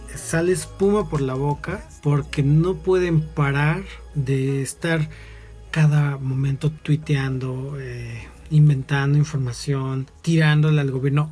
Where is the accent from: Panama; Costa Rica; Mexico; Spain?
Mexico; Mexico City; quienes somos de la Ciudad de México